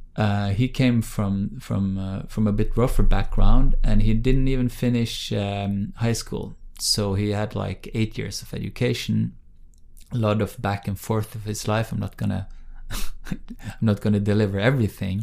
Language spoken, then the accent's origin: English; Bergen, Vestland, Norway; English is a second language; my hometown of Bergen on the West Coast